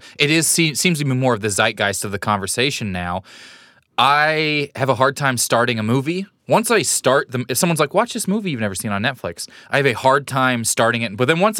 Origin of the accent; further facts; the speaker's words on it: Kansas City, United States; I'm from Kansas City